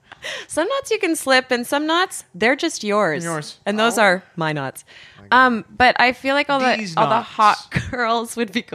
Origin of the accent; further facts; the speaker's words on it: Regina, Saskatchewan, Canada; I'm from Regina.